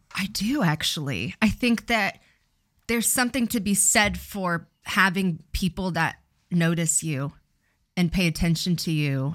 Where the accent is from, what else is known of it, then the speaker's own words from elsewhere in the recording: Riverside, California, United States; I, I grew up in Riverside